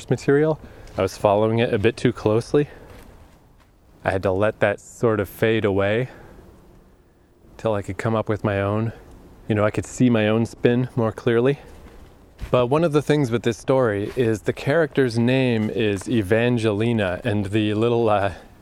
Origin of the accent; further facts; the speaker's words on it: Fredericton, New Brunswick, Canada; moved away; being trapped here for so many years in my hometown. I know the fuck out of this place. Odell Park in Fredericton.